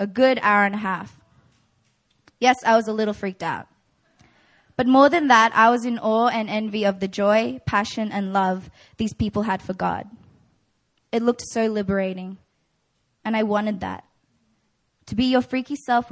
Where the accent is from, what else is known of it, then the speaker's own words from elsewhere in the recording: Australia; now in South Korea; I'm from Australia, and I'm in Emmaus.